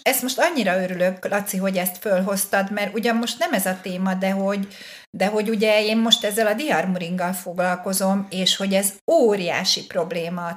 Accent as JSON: {"language": "Hungarian", "country": "Hungary", "said": "nyilván magyar vagyok"}